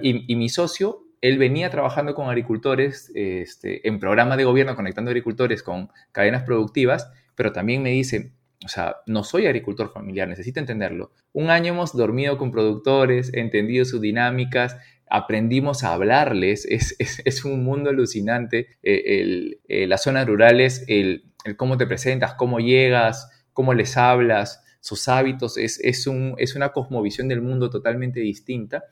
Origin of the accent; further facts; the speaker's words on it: Piura, Peru; soy piurano